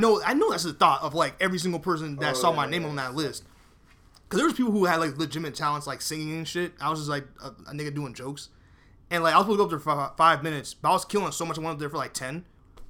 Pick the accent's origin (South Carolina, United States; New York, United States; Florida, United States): New York, United States; New York City; I was born in Bronx, New York